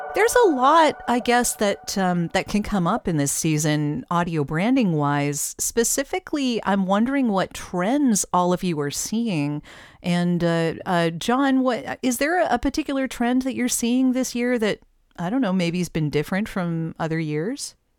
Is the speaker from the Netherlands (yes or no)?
no; Canada; as a Canadian